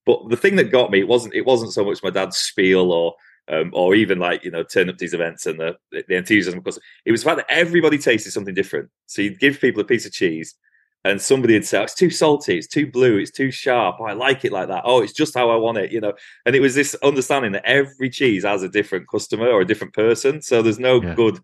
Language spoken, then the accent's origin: English; Lancashire, North West England, United Kingdom; also born or lived in Somerset; now in Cumbria, United Kingdom; I'm a northerner, I grew up in Lancashire